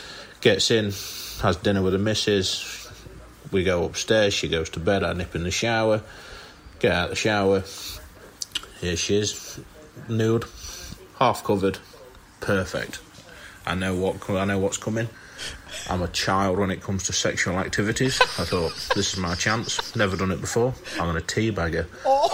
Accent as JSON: {"language": "English", "area": "Nottinghamshire", "region": "East Midlands", "country": "United Kingdom", "said": "I'm from Nottinghamshire."}